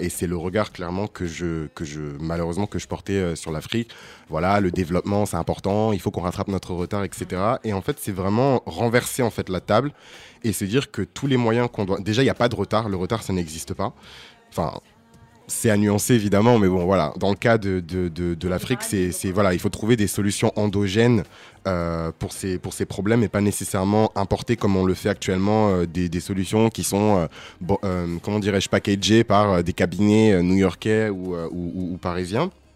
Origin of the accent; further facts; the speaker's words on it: France; Moi, je suis noir, tu vois, j'ai grandi en France.